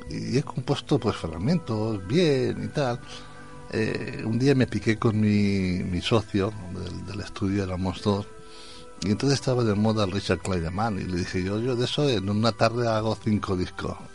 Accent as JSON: {"language": "Spanish", "town": "Valencia", "region": "Valencian Community", "country": "Spain", "said": "Como decía Antonio, soy de Valencia, pero soy más murcianico que ya"}